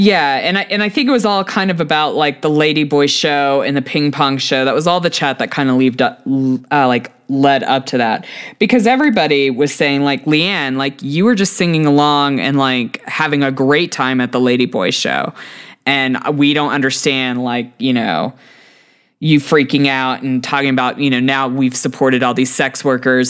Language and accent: English; Texas, United States; as a Texan